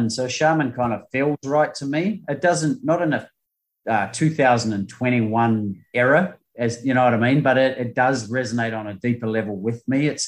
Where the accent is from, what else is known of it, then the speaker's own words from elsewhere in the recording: New Zealand; now in Australia; I came to Australia from New Zealand to play beach volleyball to go to the Olympics.